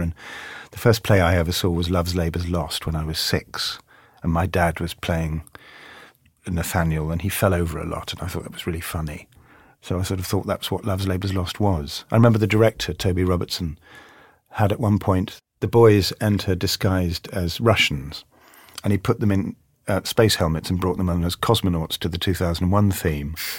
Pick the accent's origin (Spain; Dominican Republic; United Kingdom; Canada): United Kingdom; London; I grew up in South London, and when I go and see my football team, A F C Wimbledon, I still come out talking like this